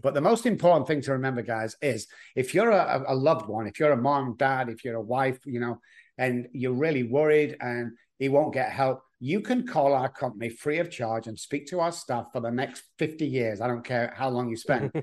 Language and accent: English; Manchester, North West England, United Kingdom; moved away as an adult; now in Texas, United States; I'm from Manchester, England